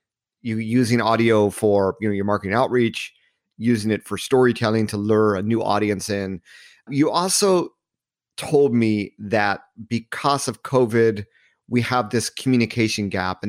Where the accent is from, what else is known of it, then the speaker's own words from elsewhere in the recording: Hermosa Beach, California, United States; So I grew up in Southern California at a donut shop in Hermosa Beach, California.